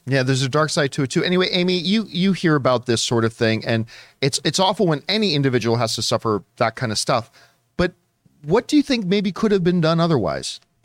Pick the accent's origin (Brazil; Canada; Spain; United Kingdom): Canada; now in Southern California, United States; being a Canadian that has moved down to Southern California